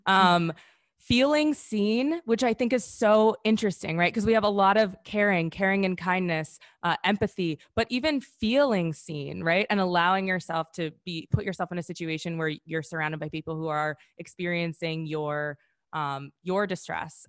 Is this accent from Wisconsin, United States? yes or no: yes; Wisconsin, United States; I'm actually from Wisconsin